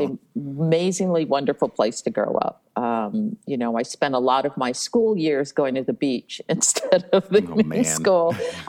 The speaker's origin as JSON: {"language": "English", "town": "Honolulu", "region": "Hawaii", "country": "United States", "tie": "born or raised there", "moved": "yes", "said": "I was born and raised in outside Honolulu in a little valley called Ainahaina."}